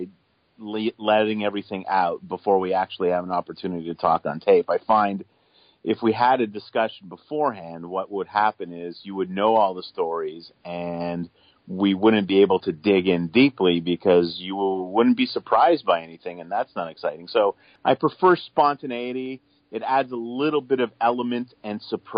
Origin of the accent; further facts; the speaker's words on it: just outside of Toronto, Ontario, Canada; I'm a suburban kid. I grew up just outside of Toronto